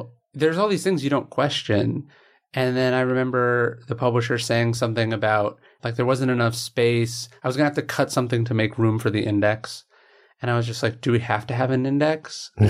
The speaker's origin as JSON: {"language": "English", "town": "Sacramento", "region": "California", "country": "United States", "tie": "born or raised there", "said": "Yeah, I grew up in right outside Sacramento."}